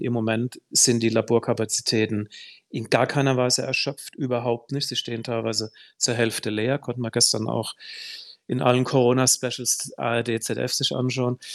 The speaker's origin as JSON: {"language": "German", "town": "Heidelberg", "region": "Baden-Württemberg", "country": "Germany", "tie": "born or raised there", "said": "in meiner Heimatstadt Heidelberg"}